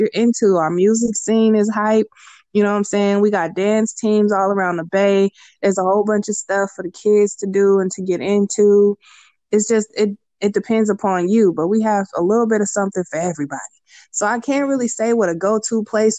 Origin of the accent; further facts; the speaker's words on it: Richmond, California, United States; now in San Leandro, United States; I'm from Richmond.